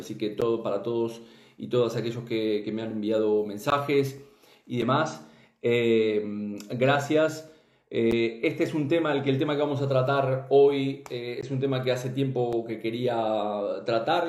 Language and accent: Spanish; Uruguay; soy este, uruguayo